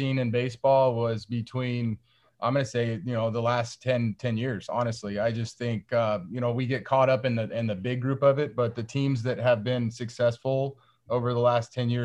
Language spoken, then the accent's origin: English; Northwest Arizona, United States; I grew up in Northwest Arizona